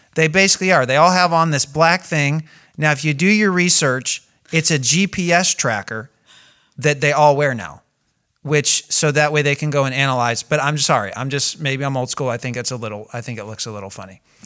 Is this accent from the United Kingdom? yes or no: no; United States; I'm American